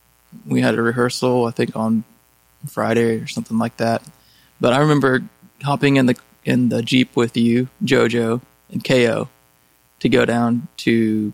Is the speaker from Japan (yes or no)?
yes; Japan; English is a second language; my origin, I'm Japanese, so I come from Japan.